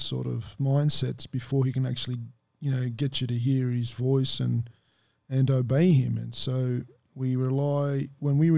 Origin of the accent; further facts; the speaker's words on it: Sydney, New South Wales, Australia; I was raised in Redfern too.